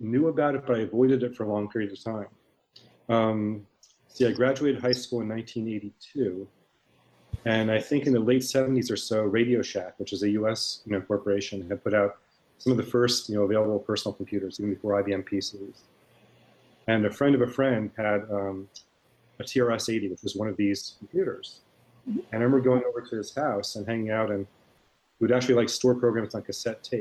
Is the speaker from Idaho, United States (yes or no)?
no; Miami, Florida, United States; I grew up in Miami, Florida, and I still live there